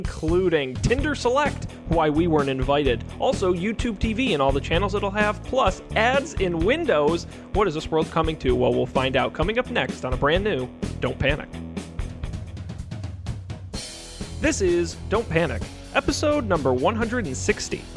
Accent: New England, United States; moved away; I'm from New England.

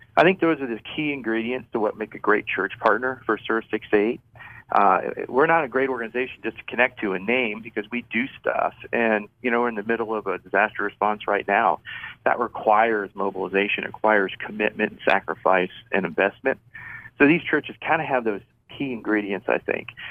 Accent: United States; moved away as an adult; now in Fort Collins, United States; I grew up on the East Coast outside of Washington D.C.

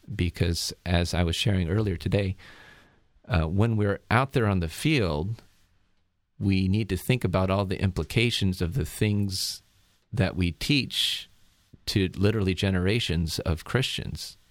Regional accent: Turlock, California, United States; moved away as an adult; also born or lived in Berkeley, California / Los Angeles, California / Southeast Asia; born and raised in a small town in the Central Valley of California, a town called Turlock, and, uh, grew up there pretty much all my, uh, adolescent life

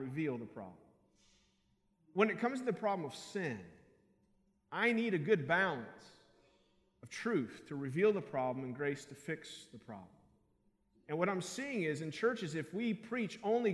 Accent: Kentucky, United States; I'm a preacher from Kentucky.

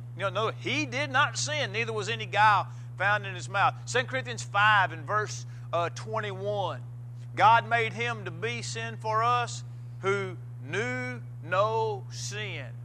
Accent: Missouri, United States; moved away; I was uh, preaching a, a, funeral in Missouri, back in my hometown.

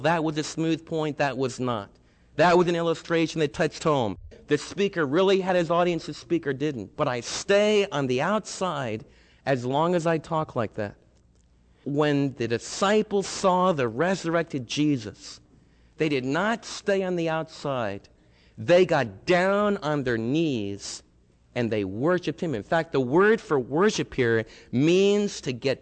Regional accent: United States; As Americans

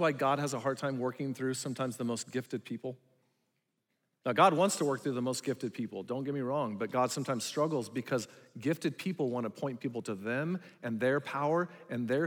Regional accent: Sierra Vista, Arizona, United States; also born or lived in Willcox, Arizona; I grew up in Wilcox and Sierra Vista

